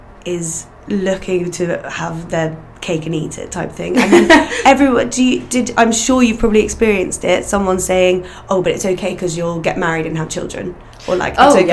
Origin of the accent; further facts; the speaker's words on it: Northern Ireland, United Kingdom; you wouldn't guess it because of our accent, but we're both from Northern Ireland